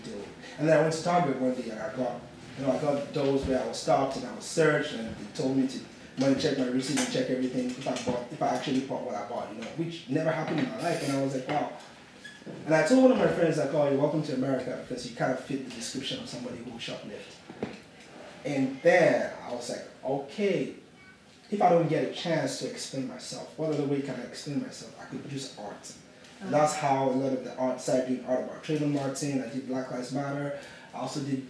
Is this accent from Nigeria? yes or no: yes; Yoruba, Nigeria; moved away as an adult; now in Brooklyn, United States; Yoruba man from Nigeria, with my ethnicity